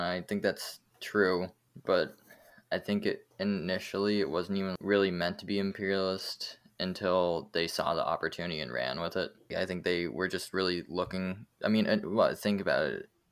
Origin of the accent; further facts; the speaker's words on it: United States; as an American bias